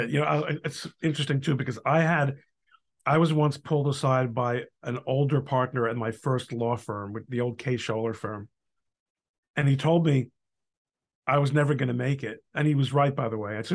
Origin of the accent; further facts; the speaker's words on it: Brooklyn, New York, United States; and I'm from Brooklyn, and my mother is from a Spanish-speaking country.